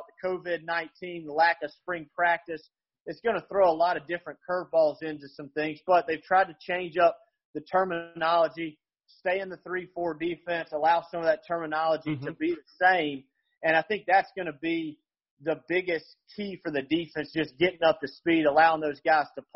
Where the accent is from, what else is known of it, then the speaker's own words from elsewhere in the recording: Shreveport, Louisiana, United States; moved away as an adult; now in Ruston, United States; I'm originally from Shreveport, Louisiana, which is about an hour west of Ruston